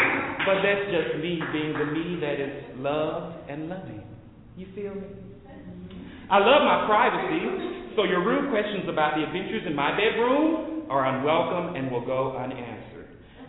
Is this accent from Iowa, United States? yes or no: no; Dallas, Texas, United States; I am from Oak Cliff, too.